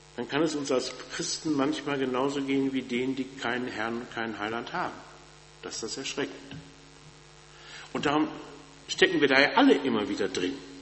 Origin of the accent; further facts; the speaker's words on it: North Rhine-Westphalia, Germany; moved away; Ich komme ja aus Westfalen und wenn man in Westfalen in kirchlichen Kreisen groß wird, dann kennt man Bethel